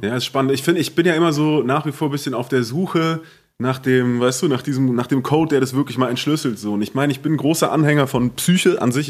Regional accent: Southern Germany, Germany; unser süddeutsches Kaff

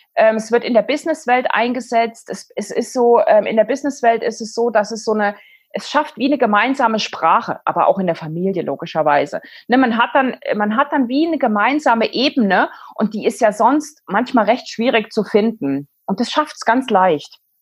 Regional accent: East Germany, Germany; ich bin in der DDR aufgewachsen. Ich war zwölf, als die Wende war

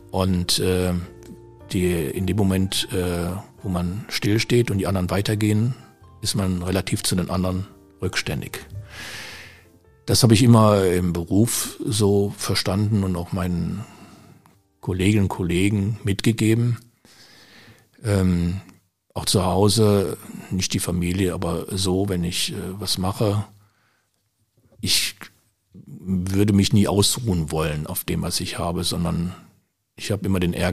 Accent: Düsseldorf, North Rhine-Westphalia, Germany; now in Willich, Germany; Ich bin äh, 82 nach Willig gezogen. Ich komme aus Düsseldorf, bin dort geboren.

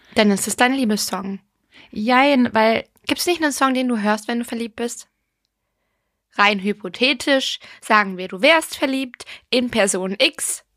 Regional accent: Ireland; ich bin ja Irin

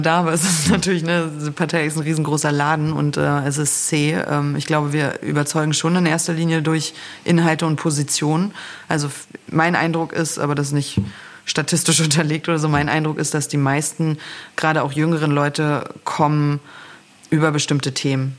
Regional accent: Berlin, Germany; also born or lived in Northern Germany; Also ich bin ja in Ostberlin eigentlich groß geworden, äh, komme zwar aus Norddeutschland, aber habe hier eine, äh, meine Jugend sozusagen in äh, verbracht in Lichtenberg

